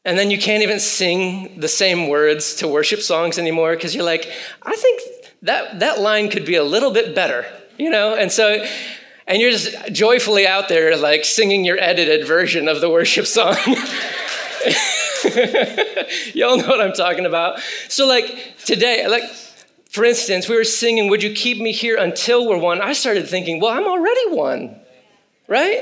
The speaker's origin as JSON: {"language": "English", "region": "Michigan", "country": "United States", "tie": "born or raised there", "said": "I grew up in Michigan"}